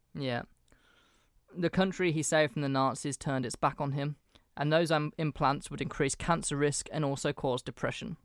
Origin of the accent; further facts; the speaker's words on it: England, United Kingdom; as an Englishman